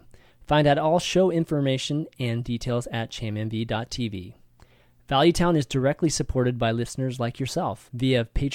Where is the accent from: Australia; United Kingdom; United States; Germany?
United States; the South; accent: Southern; But you know, Allie, I don't think that, you know, my like southern accent like carries the same thing in UK.